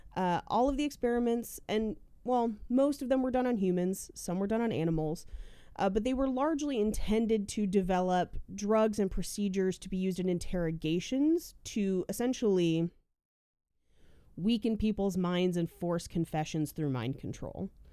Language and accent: English; Bay Area, California, United States; I am from the Bay Area. Hella is in our blood